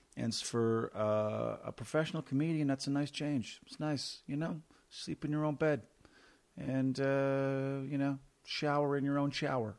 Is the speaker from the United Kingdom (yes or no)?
no; Canada; as a Canadian